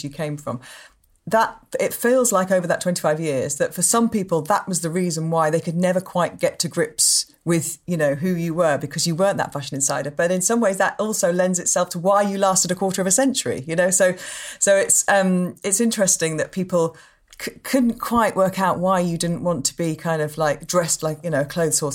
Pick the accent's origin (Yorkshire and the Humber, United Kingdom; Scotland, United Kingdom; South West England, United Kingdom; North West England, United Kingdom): Yorkshire and the Humber, United Kingdom; Leeds; I'm from Leeds